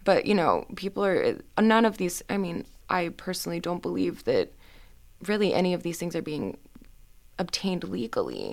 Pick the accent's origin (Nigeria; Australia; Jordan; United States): United States; Houston, Texas; moved away as an adult; now in Boston, United States; I am from Houston, Texas